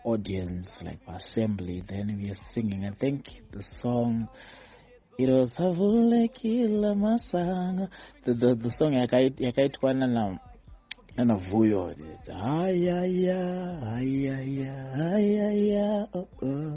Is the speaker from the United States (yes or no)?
no; Kadoma, Mashonaland West, Zimbabwe; moved away as an adult; now in Harare, Zimbabwe; I was born in Kadoma. Yes, Kadoma. Although currently I reside in Harare